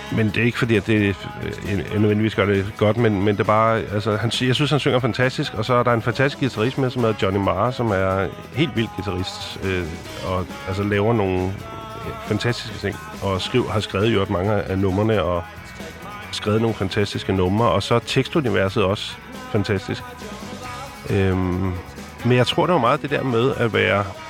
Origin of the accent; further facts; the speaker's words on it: Copenhagen, Capital Region of Denmark, Denmark; Jeg er opvokset på Nikolaj Plads i København